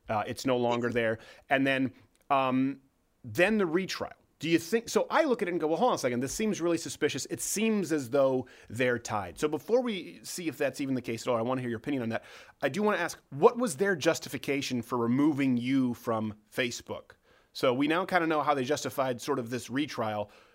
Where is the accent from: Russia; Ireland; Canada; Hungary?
Canada; now in United States; I'm from Canada.